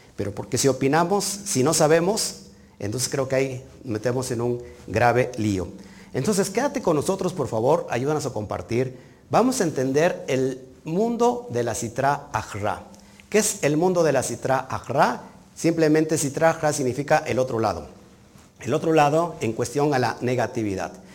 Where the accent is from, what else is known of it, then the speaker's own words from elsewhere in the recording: Mexico; yo estoy aquí en México, yo nací en México, yo no estoy exiliado